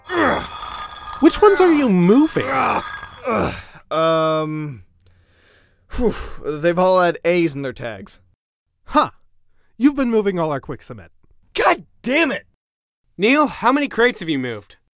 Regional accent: England, United Kingdom; because I am definitely English.

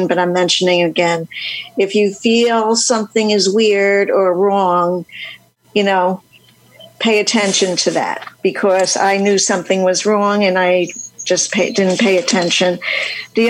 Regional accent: New York City, New York, United States; I'm from New York City.

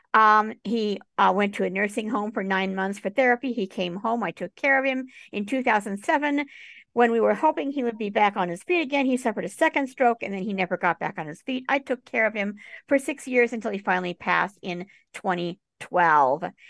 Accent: Tucson, Arizona, United States; moved away; also born or lived in New York City / Boulder, Colorado; My parents and I, we moved to Boulder, Colorado. We spent a few years there. And then we moved to Tucson, Arizona

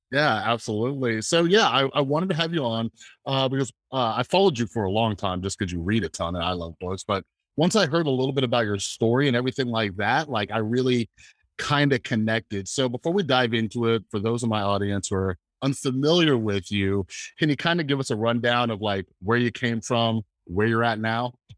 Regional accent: Fresno, California, United States; moved away; I'm originally from Fresno, California

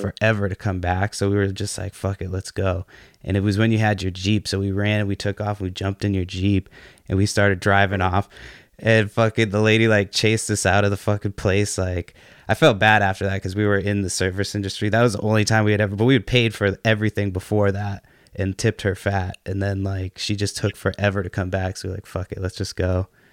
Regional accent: Brockton, Massachusetts, United States; I'm from Brockton

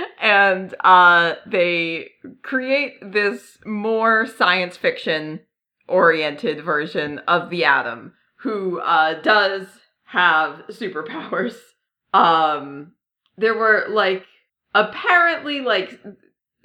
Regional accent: New England, United States; I'm from New England

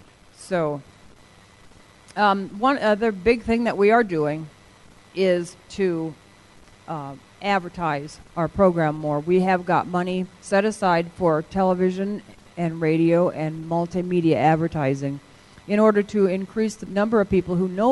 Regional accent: Iowa, United States; Iowa? I'm from Iowa.

